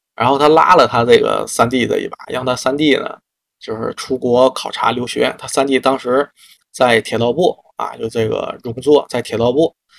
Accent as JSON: {"language": "Chinese", "country": "China", "said": "作为一个中国人啊"}